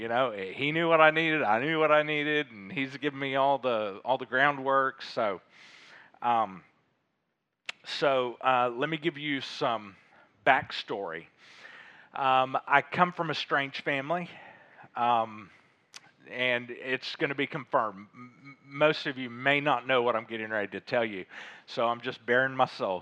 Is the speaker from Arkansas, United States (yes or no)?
yes; Little Rock, Arkansas, United States; also born or lived in Fayetteville, Arkansas; I grew up in Little Rock, grew up in Fayetteville